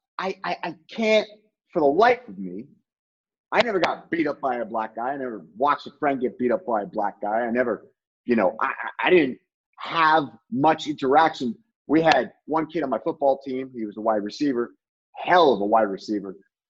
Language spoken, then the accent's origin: English; Barrington, Rhode Island, United States; I grew up in Barrington, Rhode Island